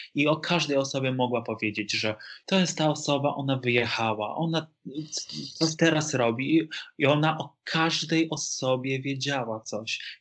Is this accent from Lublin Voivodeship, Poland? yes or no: yes; Lublin, Lublin Voivodeship, Poland; moved away; to jest moja, moje, rodzinne, moje rodzinne miasto